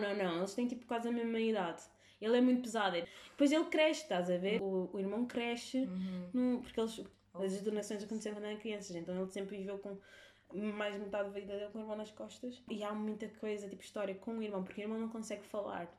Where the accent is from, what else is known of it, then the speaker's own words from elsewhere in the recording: Cape Verde; Portuguese is a second language; now in Portugal; nós sempre confundimos o português com o crioulo ao crescer